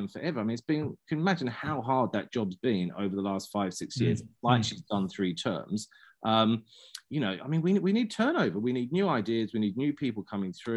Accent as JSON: {"language": "English", "region": "London", "country": "United Kingdom", "tie": "born or raised there", "also_born_or_lived": "Christchurch", "moved": "yes", "lives_now": "New Zealand", "said": "I grew up cycling in London"}